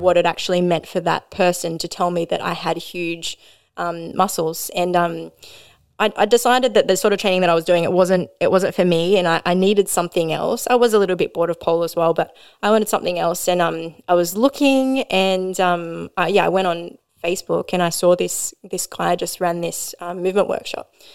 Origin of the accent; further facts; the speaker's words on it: Maitland, New South Wales, Australia; now in Newcastle, Australia; I grew up in Maitland, so we didn't have any